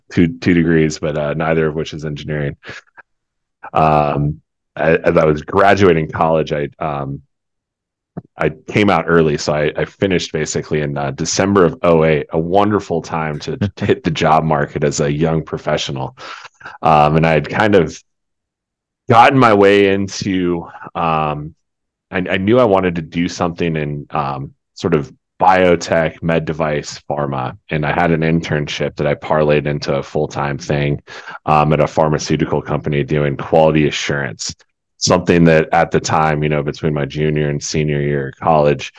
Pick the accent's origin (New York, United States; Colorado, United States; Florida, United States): Colorado, United States; also born or lived in Albuquerque; I'm born and raised in Colorado, one of the rare and the few